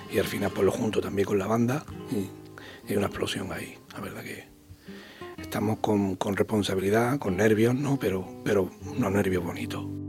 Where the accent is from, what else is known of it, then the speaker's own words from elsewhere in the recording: Huerta Carrasco, Andalusia, Spain; Huerta Carrasco porque es mi barrio donde yo nací, donde yo me crié